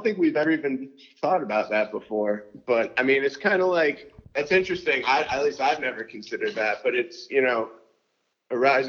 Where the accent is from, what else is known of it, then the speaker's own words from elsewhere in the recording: near Sarasota, Florida, United States; I grew up right near Sarasota